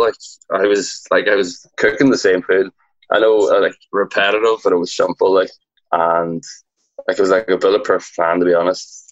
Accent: Donegal, Ulster, Ireland; I'm from Donegal in Ireland. It's like up the northwest, the top of Ireland, just a small little town.

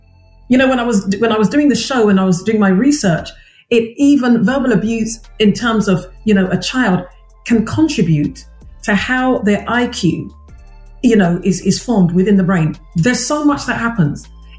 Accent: Ghana; being Ghanaian, I spoke in my local dialect.

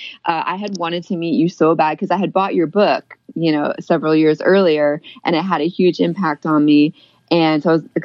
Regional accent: Pennsylvania, United States; moved away as an adult; now in Oklahoma, United States; Pennsylvania, actually. My husband's in the Army, so we're stationed here right now

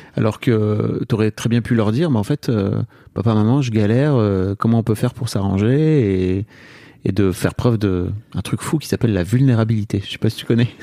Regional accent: the North, Hauts-de-France, France; je viens d'une famille du Nord

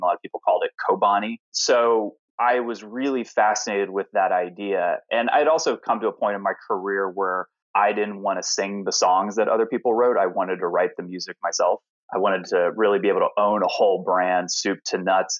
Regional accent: Alpharetta, Georgia, United States; also born or lived in Knoxville, Tennessee; now in New York, United States; I was born in Knoxville, Tennessee, and grew up in a small town called Alpharetta, Georgia

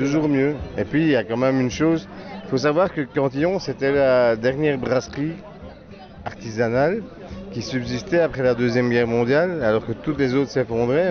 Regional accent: Belgium; je viens de Belgique et que je suis en Alsace

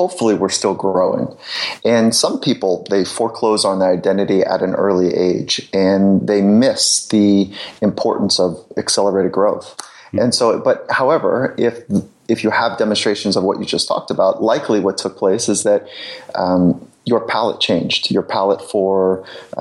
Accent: Southern California, United States; I grew up in Southern California

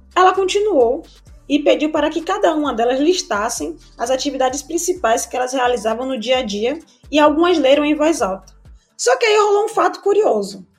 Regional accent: Salvador, Bahia, Brazil; Nascida e criada no Velho da Federação, que é um bairro periférico daqui de Salvador, Bahia

